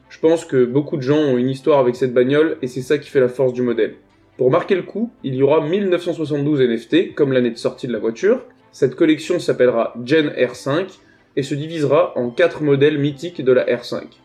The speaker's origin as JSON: {"language": "French", "country": "France", "said": "Je suis français"}